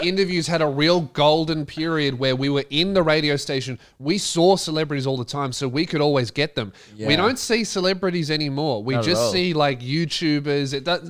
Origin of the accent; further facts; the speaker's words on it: Australia; accent: Australian; Some Americans like couldn't even understand my Australian accent.